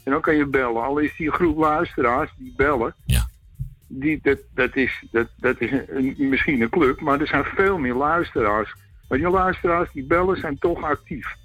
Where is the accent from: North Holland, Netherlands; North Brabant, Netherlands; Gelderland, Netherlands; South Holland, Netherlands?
North Holland, Netherlands; Amsterdam; ik ben Amsterdammer